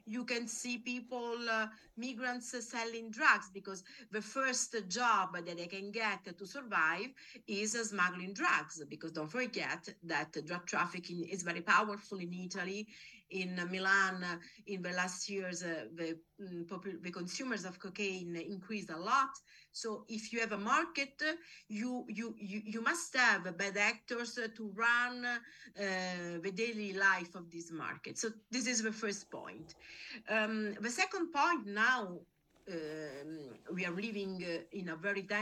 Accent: Nigeria; I'm not from Angola but I'm from Nigeria.

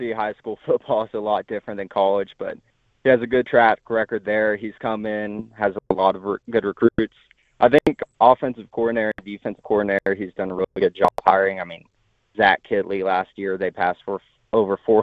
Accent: Pflugerville, Texas, United States; moved away as an adult; also born or lived in Lubbock, Texas; now in Denver, United States; I grew up in Pflugerville, right by Austin

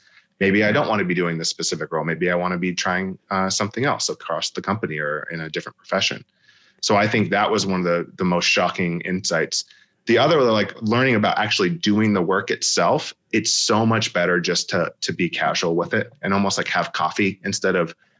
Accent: California, United States; born there; I was born in Southern California, so they're my second team too.

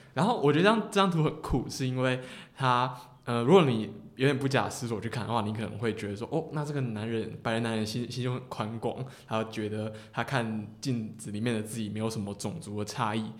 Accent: Tainan, Taiwan; 我是台南人啊

